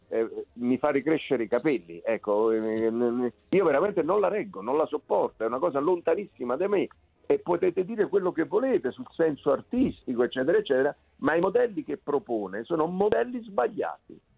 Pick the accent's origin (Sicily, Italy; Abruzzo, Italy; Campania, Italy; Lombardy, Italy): Campania, Italy; Naples; io sono napoletano